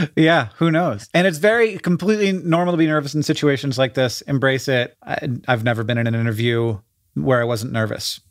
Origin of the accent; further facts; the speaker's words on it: Florida, United States; growing up in Florida